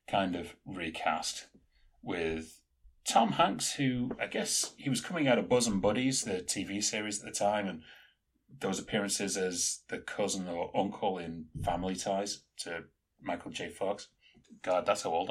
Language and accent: English; England, United Kingdom; I'm an English savage